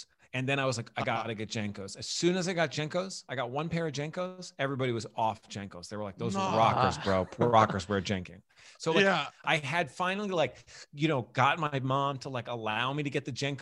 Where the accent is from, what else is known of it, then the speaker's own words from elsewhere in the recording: New York City, New York, United States; moved away as an adult; also born or lived in St. George, Staten Island; now in Brooklyn, United States; I grew up on the North Shore